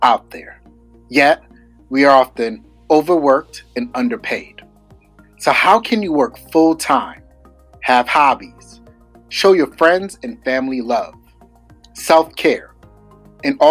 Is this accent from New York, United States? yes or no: yes; New York, United States; I'm definitely a New Yorker